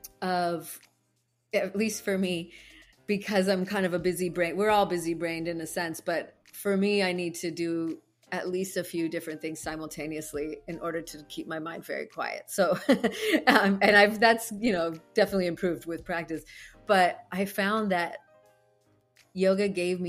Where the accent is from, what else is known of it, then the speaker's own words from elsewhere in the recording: Ireland; I used to do it, but I'm Irish. I get like fiery as it is.